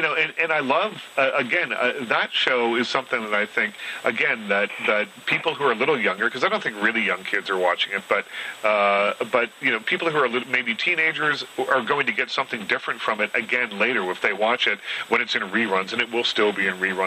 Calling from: Toronto, Ontario, Canada; I'm calling from Toronto

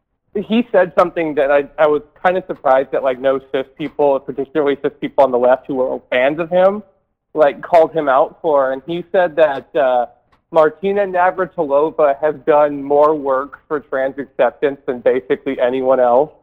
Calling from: New Jersey, United States; I'm calling from New Jersey.

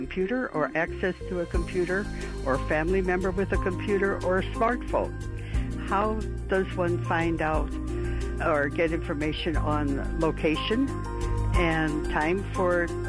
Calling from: Hinsdale, Illinois, United States; I'm calling from Hinsdale.

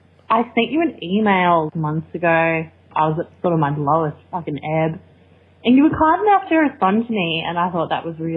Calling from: Australia; I'm calling from Australia.

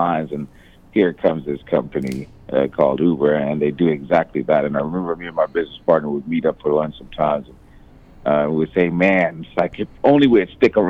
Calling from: Tanzania; And what brings me out here right now is I'm calling literally from Tanzania.

